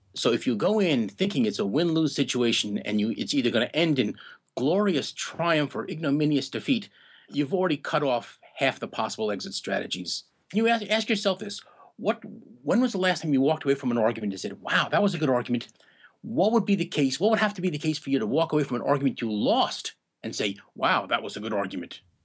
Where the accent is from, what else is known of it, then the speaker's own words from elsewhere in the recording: New York area, United States; now in Maine, United States; I grew up in the New York area